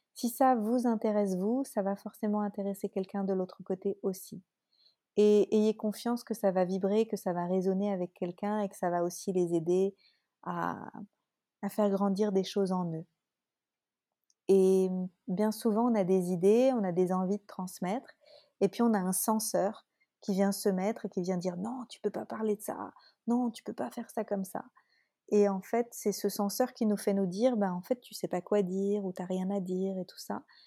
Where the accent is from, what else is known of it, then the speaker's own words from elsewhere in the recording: France; accent: French; mon accent français